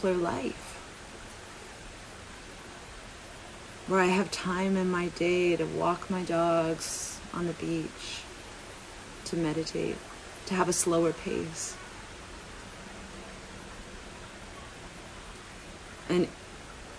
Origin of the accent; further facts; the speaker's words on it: Vancouver, British Columbia, Canada; growing up in Vancouver